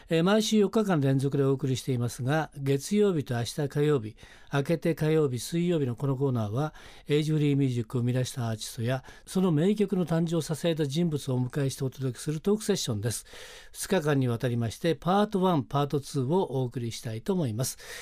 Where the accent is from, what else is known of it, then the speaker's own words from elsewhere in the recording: Suzaka, Nagano, Japan; moved away as an adult; also born or lived in Tokyo; 私の故郷、さえー、長野県は須坂市っていうところ